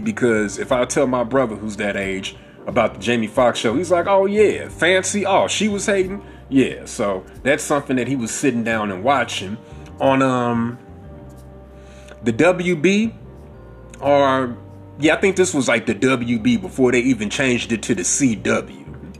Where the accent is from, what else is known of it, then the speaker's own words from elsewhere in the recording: Bronx, New York, United States; I'm from the Bronx, know what I mean? I grew up with 12, we was too busy to always be chasing after dick.